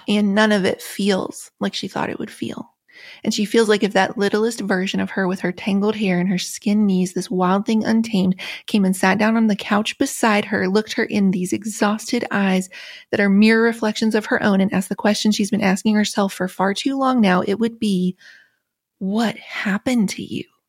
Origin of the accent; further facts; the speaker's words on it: Appalachia, United States; Growing up in Appalachia